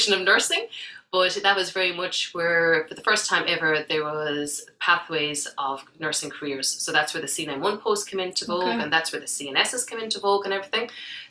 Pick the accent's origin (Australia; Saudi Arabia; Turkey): Saudi Arabia; I did all my growing up in Saudi Arabia and thoroughly enjoyed it.